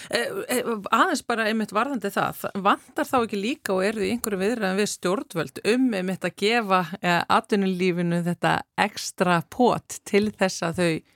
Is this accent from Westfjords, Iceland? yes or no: no; Southern Region, Iceland; accent: southern Icelandic (sunnlenskur framburður); Ég er vist með sunnlenskan framburð sem er vist sá sem meiri hluti þjóðverðin hefur.